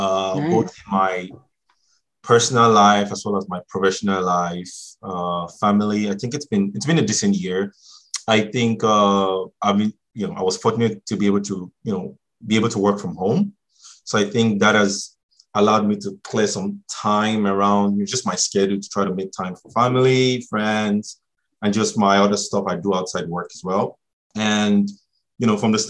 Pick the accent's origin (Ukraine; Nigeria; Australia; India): Nigeria; now in Ontario, Canada; I'm Nigerian